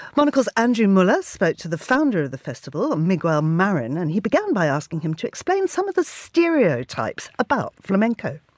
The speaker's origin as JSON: {"language": "English", "country": "Zimbabwe", "tie": "born or raised there", "moved": "yes", "said": "I grew up in Zimbabwe"}